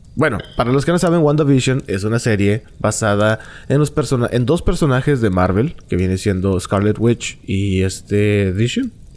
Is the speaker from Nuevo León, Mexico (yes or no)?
yes; Monterrey, Nuevo León, Mexico; accent: norteño; yo soy norteño y tengo mi manera de hablar curiosa para ellos